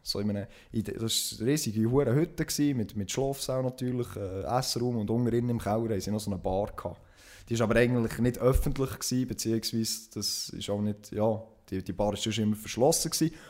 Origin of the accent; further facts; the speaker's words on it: Switzerland; bei uns in der Schweiz